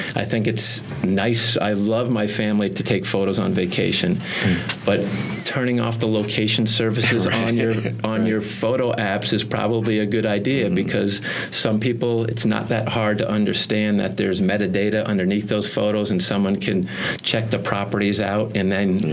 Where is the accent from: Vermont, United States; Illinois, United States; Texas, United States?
Vermont, United States; Burlington; I grew up in Burlington, Vermont